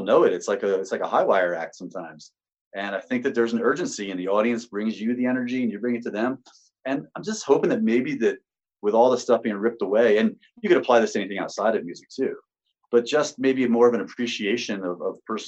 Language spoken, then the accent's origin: English; Sparta, New Jersey, United States; Born and raised in Sparta